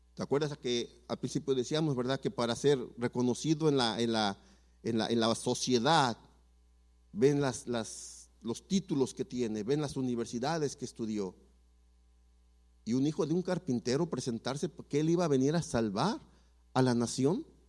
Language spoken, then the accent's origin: Spanish; Mexico City, Mexico; yo nací en la Ciudad de México y le puedo mencionar fácil cinco o seis barrios feos